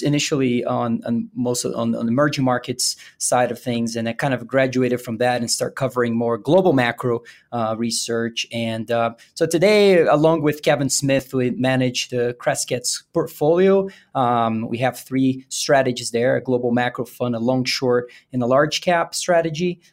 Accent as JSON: {"language": "English", "country": "Brazil", "tie": "born or raised there", "also_born_or_lived": "Virginia, United States / St. Louis, United States", "moved": "as an adult", "lives_now": "Denver, United States", "said": "I was born and raised in Brazil. I moved to the U S"}